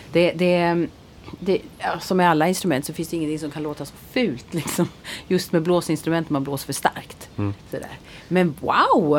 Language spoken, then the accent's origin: Swedish; Växjö, Kronoberg County, Sweden; Växjö där jag är ifrån